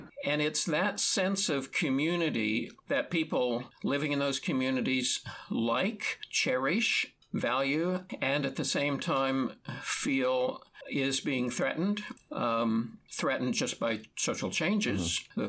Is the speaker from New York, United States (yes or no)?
no; Kansas, United States; moved away; I grew up in a small town in the middle of nowhere in Kansas